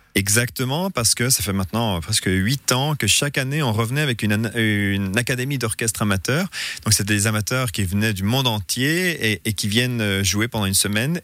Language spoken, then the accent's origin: French; Aigle, Vaud, Switzerland; moved away as an adult; also born or lived in Lausanne / Corbeyrier; je suis né à Lausanne, mais on habitait à Corberier. et après à Aigle